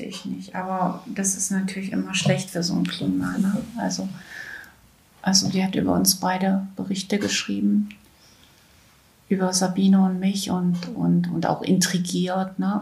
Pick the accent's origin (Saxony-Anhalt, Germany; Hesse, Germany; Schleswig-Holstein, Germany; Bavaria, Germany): Saxony-Anhalt, Germany; Weißenfels; 1962 in Weißenfels in Sachsen-Anhalt geboren